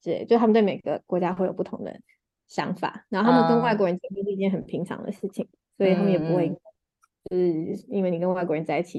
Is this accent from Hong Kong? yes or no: no; Taiwan; moved away as an adult; also born or lived in China; now in Singapore; 然后我现在人在新加坡，然后我是土生土长的台湾人，然后在呃台湾跟中国还有新加坡工作过